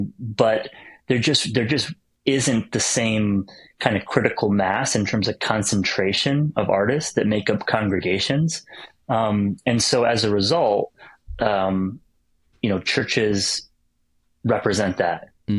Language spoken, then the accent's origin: English; upstate New York, United States; growing up in New York State and upstate New York and in America.